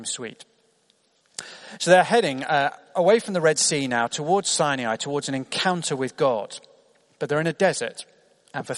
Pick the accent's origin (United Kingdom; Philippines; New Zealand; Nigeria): United Kingdom; as a British teenager